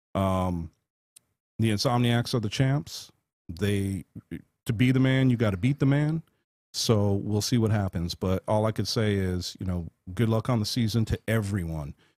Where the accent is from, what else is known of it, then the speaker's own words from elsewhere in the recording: Las Vegas, Nevada, United States; Forty-four years in one place